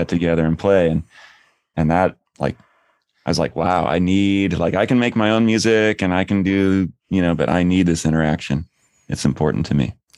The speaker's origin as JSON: {"language": "English", "area": "outside of Portland", "region": "Oregon", "country": "United States", "tie": "born or raised there", "said": "I grew up outside of Portland"}